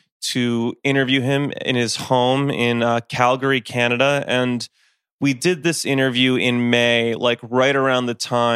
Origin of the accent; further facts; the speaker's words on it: Westchester, New York, United States; I grew up in Westchester, New York